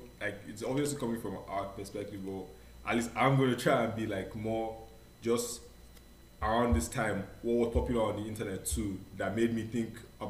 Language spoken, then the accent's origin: English; Delta, Nigeria; moved away; I grew up in Delta. These are like south areas.